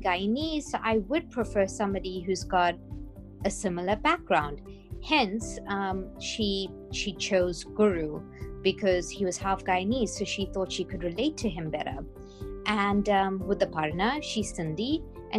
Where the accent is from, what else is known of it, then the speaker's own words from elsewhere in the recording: South Africa; I am South African, but culturally, I'm Indian